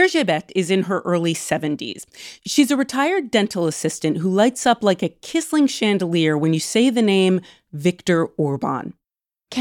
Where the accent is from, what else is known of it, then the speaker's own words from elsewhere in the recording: United States; I'm an American